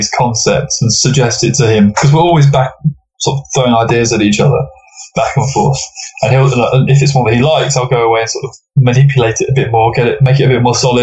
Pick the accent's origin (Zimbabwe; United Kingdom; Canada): United Kingdom; England; England is very much almost like the 51st state. We're very Californicated